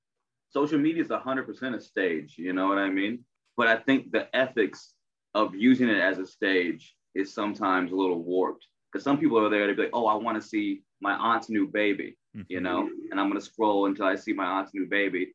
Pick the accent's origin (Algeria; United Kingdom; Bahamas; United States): United States; Chicago, Illinois; also born or lived in Atlanta; Southside boy, born and raised.